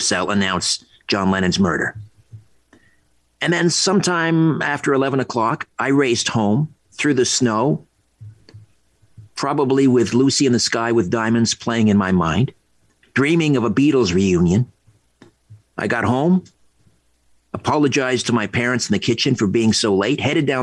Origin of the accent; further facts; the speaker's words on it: Brantford, Ontario, Canada; He lived around the corner from my house where I grew up in Brantford